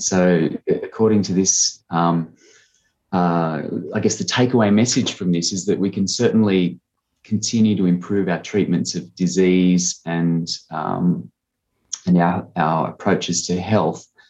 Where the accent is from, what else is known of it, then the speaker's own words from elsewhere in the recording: Harden, New South Wales, Australia; also born or lived in Murrumbidgee Irrigation Area, New South Wales; now in South Australia, Australia; I grew up on a sheep farm uh, near Harden, which is a small town in southern New South Wales